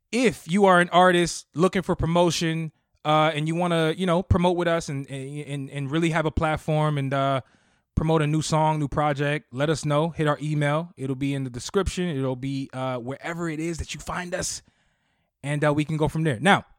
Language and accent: English; United States; I was born in America, sir.